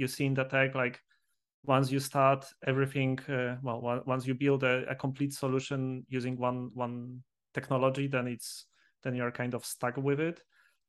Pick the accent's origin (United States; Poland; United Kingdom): Poland; moved away as an adult; now in Valencia, Spain; I live in Spain already like 8 years, but I'm originally from Poland.